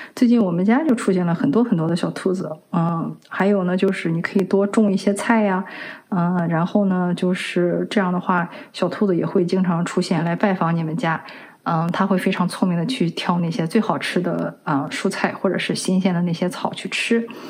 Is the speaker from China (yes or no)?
yes; China; 我们中国人